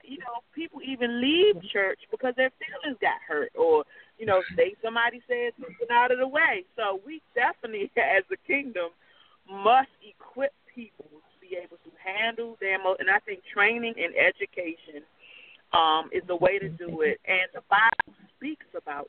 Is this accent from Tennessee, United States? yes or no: no; Washington, District of Columbia, United States; I'm from the Washington, D.C. area